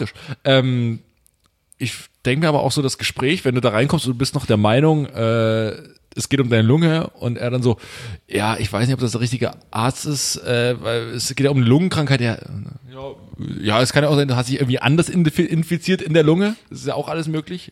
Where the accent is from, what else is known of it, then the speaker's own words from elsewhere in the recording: Saxony, Germany; also born or lived in Greifswald; now in Berlin, Germany; ich komme aus Sachsen